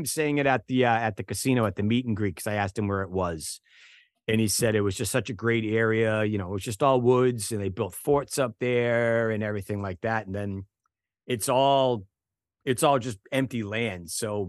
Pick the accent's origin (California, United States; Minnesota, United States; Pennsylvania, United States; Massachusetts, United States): Massachusetts, United States; Waltham; I'm not from Boston, but I grew up in Waltham, which is a suburb of Boston.